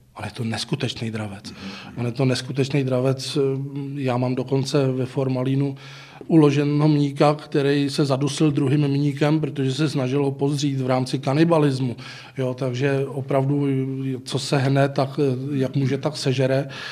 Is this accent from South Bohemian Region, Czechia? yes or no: yes; Písek, South Bohemian Region, Czechia; jsem z Písku